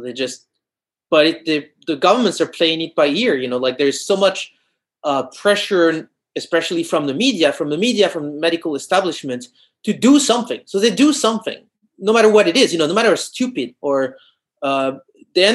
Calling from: France; English is a second language; I'm talking from France, and here there's been for 2 months, there's been a curfew at 6 p.m.

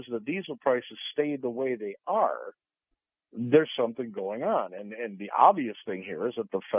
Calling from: Sarasota, Florida, United States; Morning, Captain. My driver, Mike, in Sarasota.

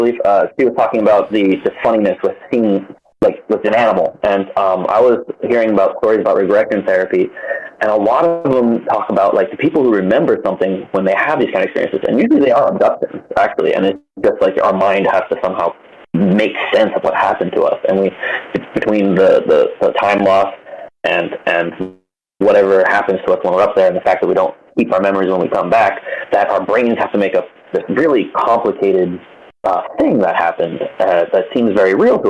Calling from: Hawaii, United States

